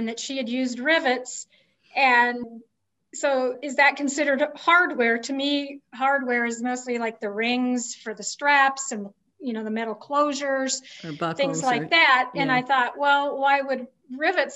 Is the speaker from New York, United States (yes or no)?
no; Southern California, United States; moved away as an adult; also born or lived in Olympia, Washington; now in New Mexico, United States; I lived in a lot of places, but I grew up in Southern California